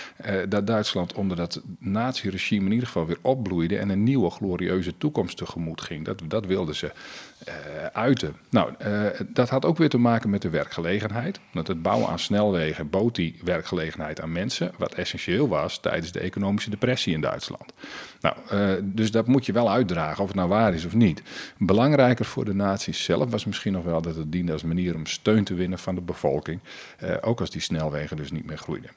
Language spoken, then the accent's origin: Dutch; Friesland, Netherlands; Ik als Fries